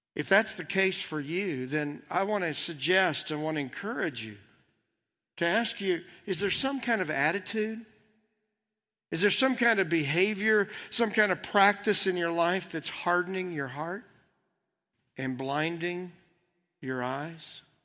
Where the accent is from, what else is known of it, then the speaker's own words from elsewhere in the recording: United States; Those are the only lenses that I have growing up here